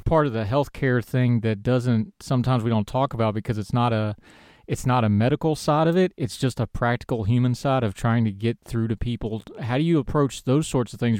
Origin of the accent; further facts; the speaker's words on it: West Virginia, United States; West Virginia Public Media did a story. They actually did it on my hometown